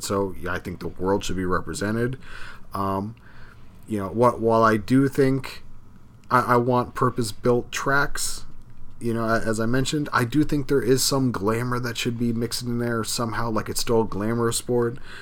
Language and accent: English; Miami, Florida, United States; we're from the area, we're from Miami